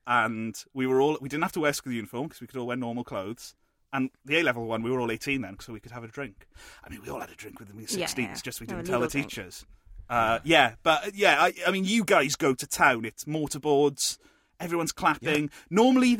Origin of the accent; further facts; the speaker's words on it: Wales, United Kingdom; I'm from Wales